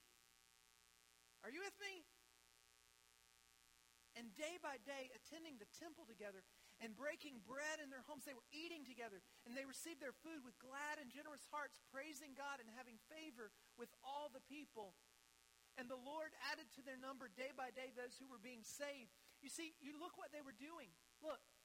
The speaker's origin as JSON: {"language": "English", "country": "United States", "also_born_or_lived": "Ethiopia", "said": "to be an American citizen, to live here"}